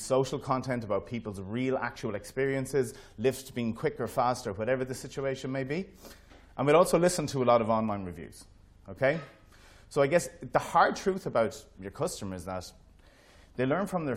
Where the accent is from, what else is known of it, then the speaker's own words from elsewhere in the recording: Ireland; as being Irish, we're always super proud of everything that we build